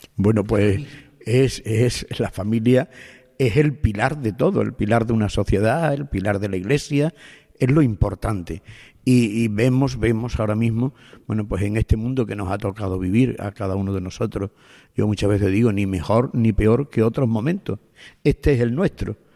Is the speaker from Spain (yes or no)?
yes; Higuera, south of Extremadura, Spain; es el pueblo donde yo nací. O sea que mm, soy el sacerdote del pueblo donde nací.